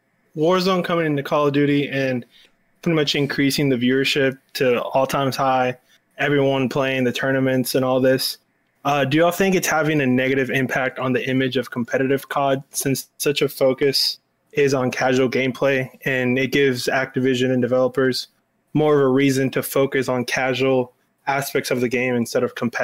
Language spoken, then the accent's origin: English; Texas, United States; I'm from Texas.